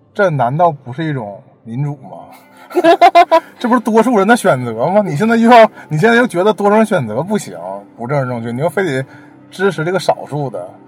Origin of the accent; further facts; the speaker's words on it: China; 中国打仗的时候我们都没经历